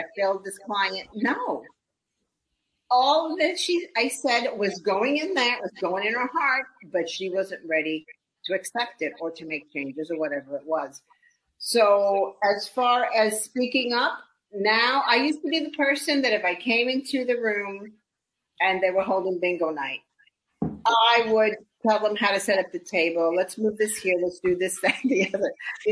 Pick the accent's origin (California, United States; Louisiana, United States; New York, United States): New York, United States; I grew up in New York like you did.